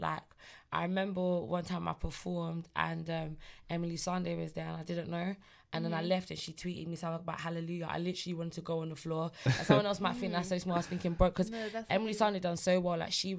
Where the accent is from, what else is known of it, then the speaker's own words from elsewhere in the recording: Nigeria; Listen, no, I look at AJ like big bro, like, hey big bro, you Nigerian, I'm Nigerian, you know.